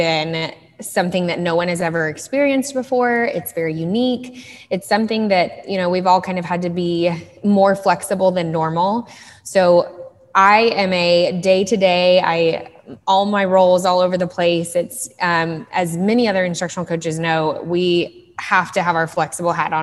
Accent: Dallas, Texas, United States; I am from Dallas. I grew up in Dallas, Texas, in Lake Highlands

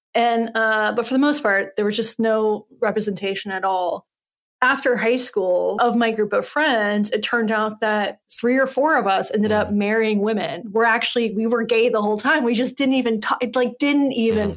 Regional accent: Western North Carolina, United States; I'm from Western North Carolina

